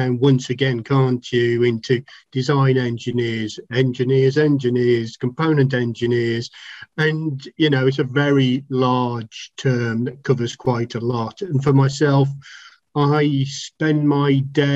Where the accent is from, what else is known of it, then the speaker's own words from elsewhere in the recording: Telford, West Midlands, United Kingdom; I'm from Telford in Shropshire, England